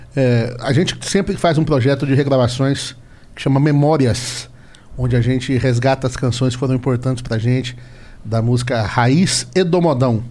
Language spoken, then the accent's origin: Portuguese; Paraná, Brazil; also born or lived in São Paulo; eu também fui criado no Paraná